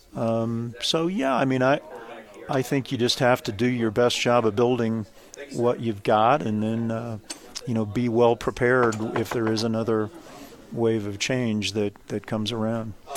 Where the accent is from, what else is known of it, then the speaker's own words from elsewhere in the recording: Kansas, United States; I grew up in the state of Kansas